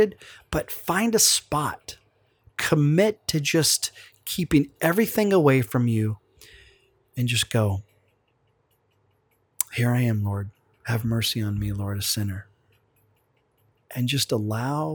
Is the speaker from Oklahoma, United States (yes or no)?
yes; Oklahoma, United States; We're from Oklahoma, and so those accents just come back just like